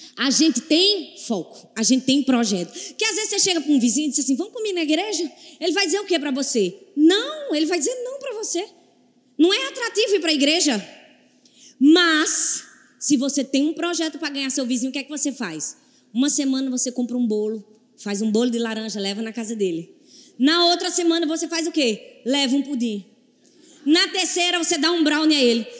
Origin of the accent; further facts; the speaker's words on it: Recife, Pernambuco, Brazil; eu sou de Recife